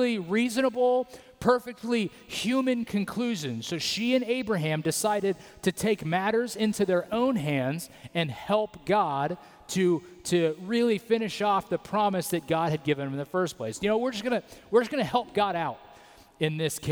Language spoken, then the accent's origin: English; United States; In America, we have a thing called cultural Christianity, where because we believe that we're American